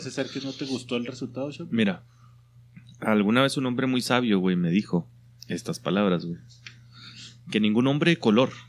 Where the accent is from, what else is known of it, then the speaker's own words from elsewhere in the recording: northern Mexico, Mexico; como norteño mexicano